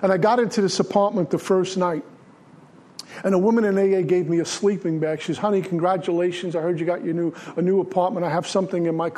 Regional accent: New York City, New York, United States; also born or lived in Minnesota; In Brooklyn, we had trains and buses

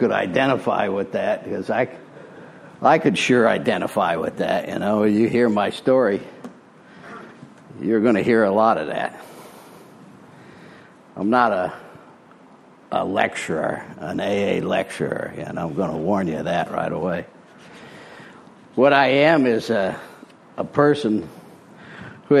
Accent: Springfield, Illinois, United States; moved away as an adult; also born or lived in Arizona; now in Florida, United States; I'm from Illinois originally. I was born in Springfield, Illinois in 1952

